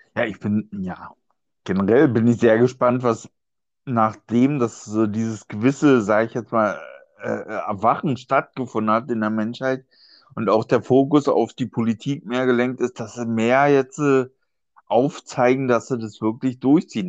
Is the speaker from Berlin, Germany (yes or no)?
yes; Berlin, Germany; als Berliner